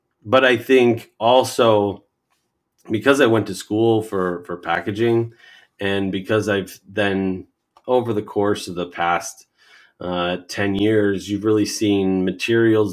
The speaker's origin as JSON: {"language": "English", "country": "United States", "tie": "born or raised there", "said": "I'm an American and I grew up here"}